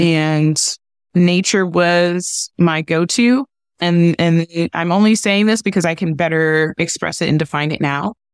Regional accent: Cleveland, Ohio, United States; I was in foster care with one of my older siblings growing up in Cleveland, Ohio

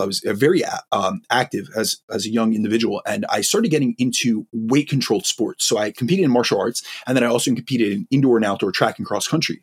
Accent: New York, United States; I, I, am uh, from an Italian background, I'm from New York. Like we speak with our hands. I'm extremely lively. I speak really fast. This is something from the Northeast.

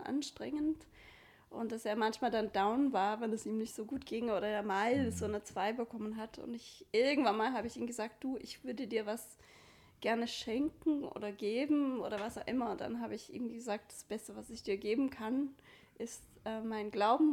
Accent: Great Lakes, United States; German is a second language; moved away as an adult; also born or lived in Vienna, Austria; now in Freiburg, Germany; ich komme aus den USA

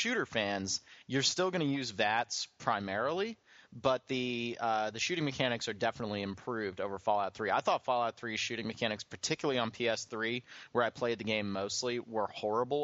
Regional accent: Philadelphia area, Pennsylvania, United States; I grew up in the Philly area

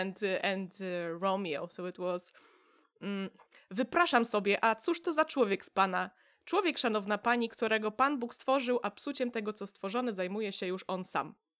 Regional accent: Gdynia, Pomeranian Voivodeship, Poland; English is a second language; also born or lived in Gdańsk; I'm from Gdynia

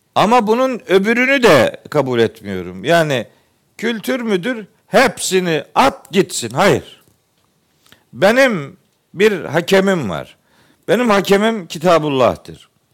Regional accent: Trabzon, Turkey; moved away; Ben Trabzonluyum

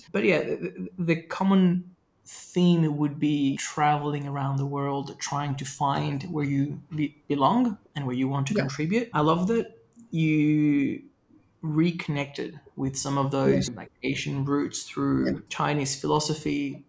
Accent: Venezuela; My experience growing up in Venezuela was really interesting because there was a lot of like social, political, and economic change.

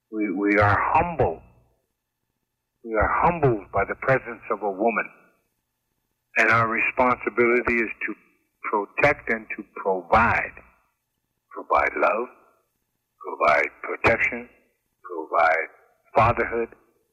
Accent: United States; So I am an Indian. What makes me Lakota? What makes me Oglala and Yankton? What makes me Crow? I've got Crow blood.

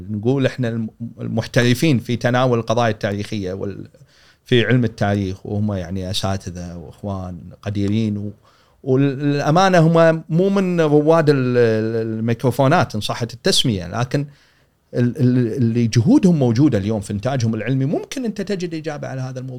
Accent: Kuwait; حدث الغزو العراقي حدث مسنا احنا كلنا ككويتيين سنه 90

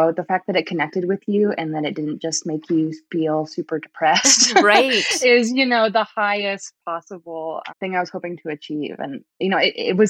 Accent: Vermont, United States; also born or lived in Rhode Island; I was actually born in Rhode Island, but my family moved to Vermont when I was just a baby.

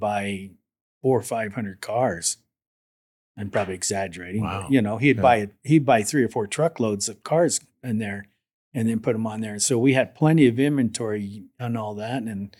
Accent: Fort Macleod, Alberta, Canada; I was born and raised in a small town called Fort McLeod, Alberta.

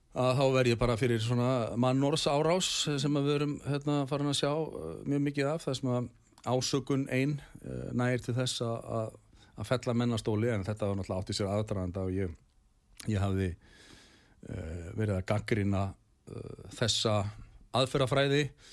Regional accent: Garðabær, Capital Region, Iceland; Ég er allavega upp á alveg í Garabænum og hérna, bjóð þar til fullorins ára

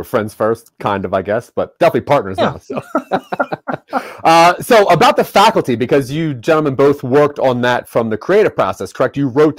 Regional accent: East Coast, United States; also born or lived in Philadelphia; now in Colorado, United States; I grew up on the East Coast and I did stand-up comedy in Philadelphia, and then I moved to Colorado.

